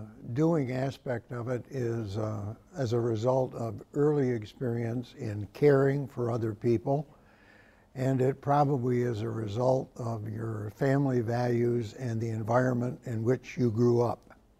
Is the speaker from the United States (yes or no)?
yes; Carthage, New York, United States; the small towns in northern New York, where I grew up in Carthage